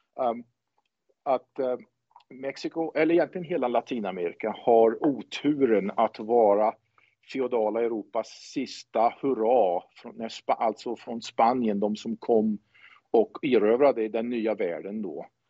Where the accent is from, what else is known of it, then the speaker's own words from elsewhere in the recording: Säffle, Värmland, Sweden; moved away as an adult; also born or lived in Karlskoga, Sweden / Karlstad, Sweden / Tempe, Arizona, United States; now in Arizona, United States; jag är född i Värmland, i Karlskoga, närmare bestämt. Men jag är uppväxt i Säffle, framför allt